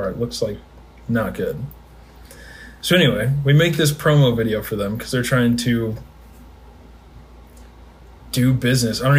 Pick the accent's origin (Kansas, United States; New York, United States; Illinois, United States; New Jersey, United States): Illinois, United States; Springfield; moved away as an adult; now in St. Louis, United States; I'm from Springfield, Illinois. Uh, have a very large family. I'm 24.